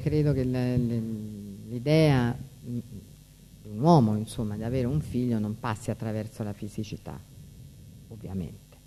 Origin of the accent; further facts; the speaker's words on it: Rome, Lazio, Italy; io sono di Roma